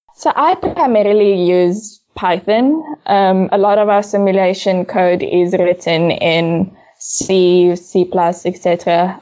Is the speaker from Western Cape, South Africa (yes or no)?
yes; Cape Town, Western Cape, South Africa; I'm originally from Cape Town. Uh, I grew up mostly in Bellville South